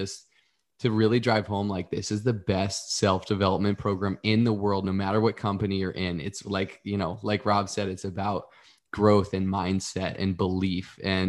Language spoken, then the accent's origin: English; Northeast, United States; I grew up in the Northeast, and like kind of, you kind of get funneled into corporate America.